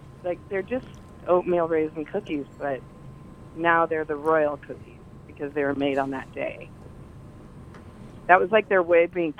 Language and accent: English; Colorado, United States; now in New York, United States; I grew up in Colorado